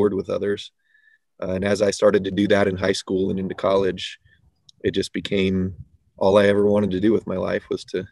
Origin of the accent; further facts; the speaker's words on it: San Diego, California, United States; moved away as an adult; also born or lived in Fayetteville, Arkansas / Los Angeles, California; I was born in San Diego, California